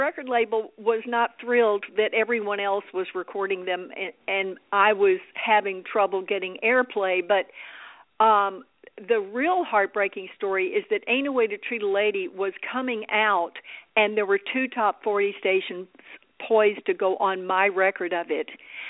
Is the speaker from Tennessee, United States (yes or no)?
no; Dallas, Texas, United States; moved away as an adult; now in Los Angeles, United States; I moved out here married to an actor. You know, I was from Dallas